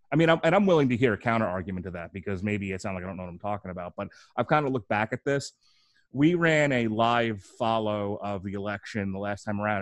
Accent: New York, United States; now in Florida, United States; I'm originally from New York, now living in the sunny state of Florida.

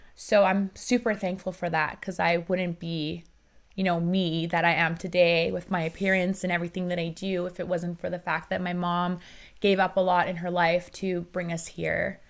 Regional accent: Vancouver, British Columbia, Canada; English is a second language; also born or lived in Iran; I grew up in Iran. And then I moved to Canada when I was seven years old

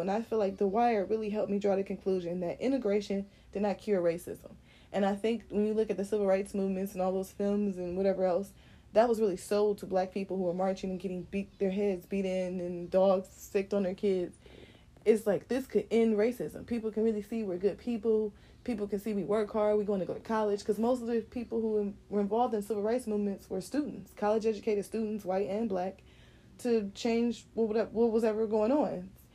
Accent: United States; I'm from America

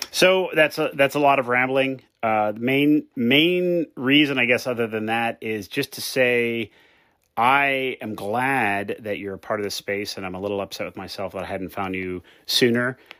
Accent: United States; now in Hawaii, United States; I am American by birth, Italian by blood.

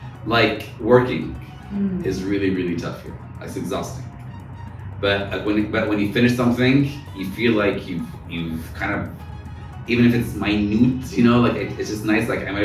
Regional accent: Texas, United States; also born or lived in Boston / Connecticut; now in Cairo, Egypt; I grew up in suburbia in Texas.

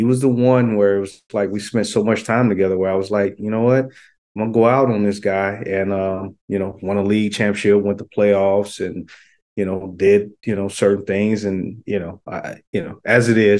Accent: Louisiana, United States; also born or lived in Florida; now in Sacramento, United States; Florida born, Louisiana raised, high school

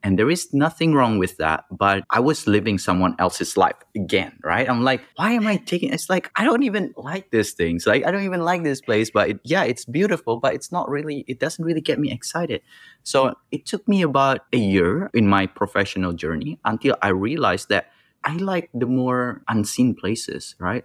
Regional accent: Indonesia; I grew up in Indonesia where, you know, things are rough

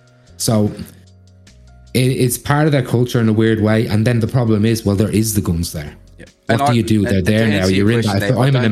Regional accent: Australia; But growing up in Australia, that's another thing that shocked me.

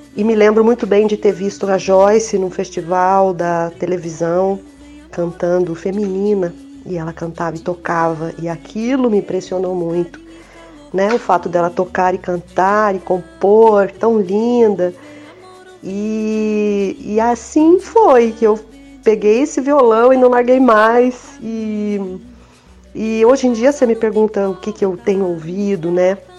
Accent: Minas Gerais, Brazil; eu sou de Minas e eu me lembro da minha infância em casa

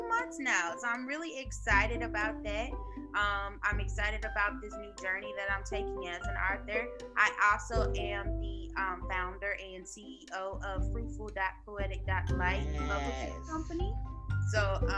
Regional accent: East St. Louis, Illinois, United States; now in Virginia, United States; I am a Midwest girl at heart, Southern Illinois

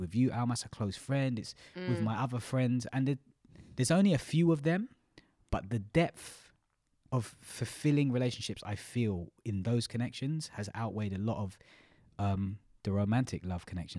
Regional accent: United Kingdom; we as in British culture, British people.

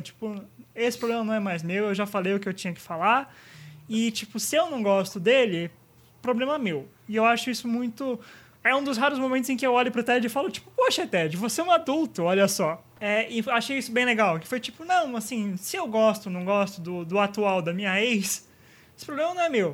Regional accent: São Bernardo do Campo, São Paulo, Brazil; não sou de São Paulo, seu estúpido, eu sou de São Bernardo

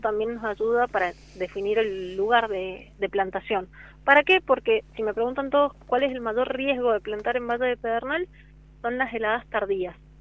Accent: Mendoza, Argentina; moved away as an adult; now in San Juan, Argentina; soy mendocina y hace siete años que vivo en la provincia

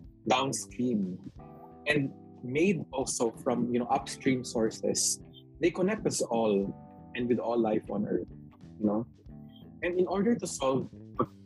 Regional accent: Philippines; the Filipino spirit of bayanihan is always within us as Filipino advocates

